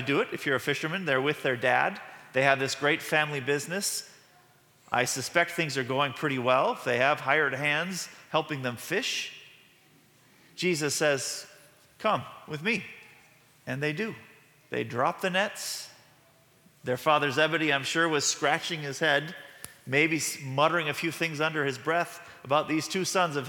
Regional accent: Midwest, United States; we are from the Midwest

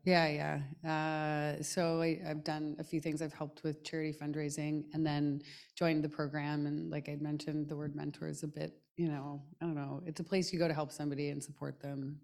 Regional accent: Canada; moved away as an adult; I'm from Canada

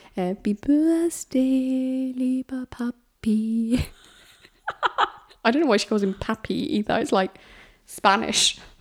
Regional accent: United Kingdom; It's being British

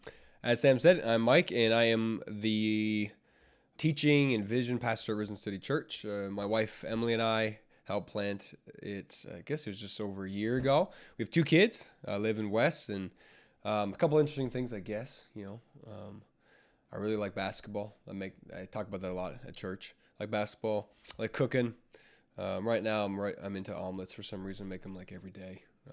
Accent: Ontario, Canada; I should say at the start, I was born and raised in Ontario. I've never lived in the States.

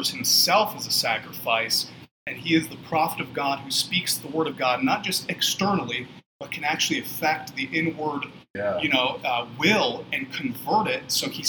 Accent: Ukraine; also born or lived in Cleveland, Ohio, United States; So I was born in Cleveland, Ohio, and then when I was 3, we moved to the former Soviet Union. So we lived in Ukraine right after the Iron Curtain fell down, Soviet Union collapsed. So we lived 100 kilometers south of Chernobyl.

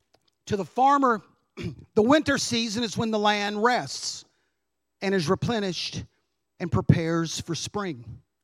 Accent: Kentucky, United States; We came from Kentucky. We were on the border of Indiana. Lots of farms.

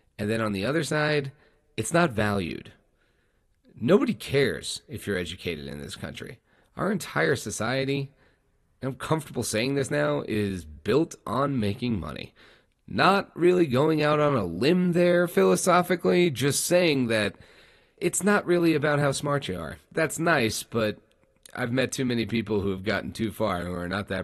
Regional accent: New York, United States; I grew up in New York

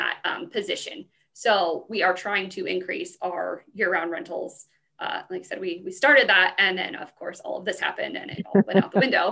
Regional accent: Pueblo, Colorado, United States; I'm from Pueblo, so I grew up coming to the fair for my entire life

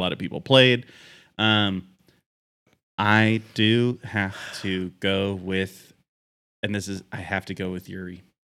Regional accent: Pacific Northwest, United States; as a Pacific Northwest boy

